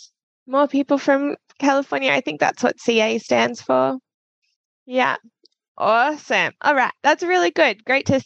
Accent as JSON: {"language": "English", "country": "Australia", "said": "me being Australian"}